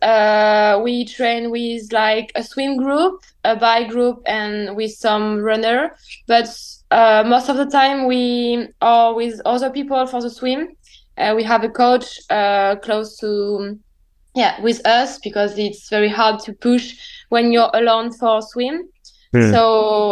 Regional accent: Réunion; English is a second language; moved away as an adult; also born or lived in Reims, France; now in Nice, France; I was born in Reims in the north of France, and I lived here during 10 years, and after I moved with my parents in Réunion Island in the Indian Ocean next to Madagascar.

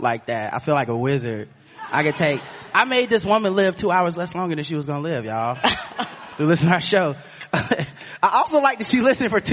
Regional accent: Charlotte, North Carolina, United States; We're from Charlotte, North Carolina

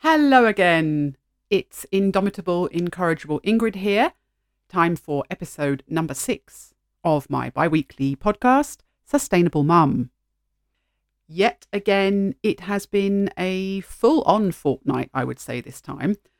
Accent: United Kingdom; first language English; moved away as an adult; although I'm English speaking and I grew up in an English speaking country, I didn't celebrate Halloween as a child at all. We had an alternative local festival

